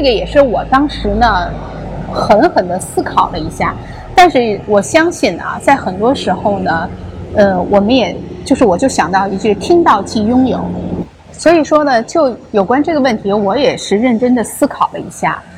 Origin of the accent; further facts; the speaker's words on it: China; now in Los Angeles, United States; 我们中国人